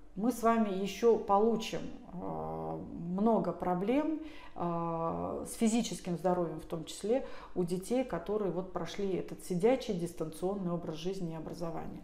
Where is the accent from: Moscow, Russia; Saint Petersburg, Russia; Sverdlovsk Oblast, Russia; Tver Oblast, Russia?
Tver Oblast, Russia; Tver; я сама из Твери